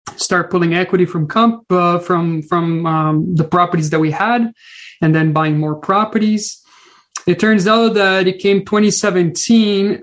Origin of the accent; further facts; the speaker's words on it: Brazil; moved away as an adult; now in British Columbia, Canada; I'm originally from Brazil came with zero money, zero friends, zero family, and um, really start a brand new life um, after living my whole life in Brazil.